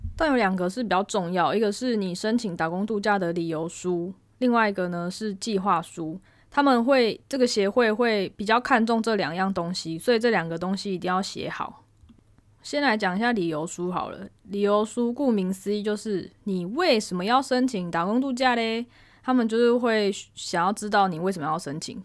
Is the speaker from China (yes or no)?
no; Taiwan; moved away as an adult; now in Japan; 我们班只有我一个台湾人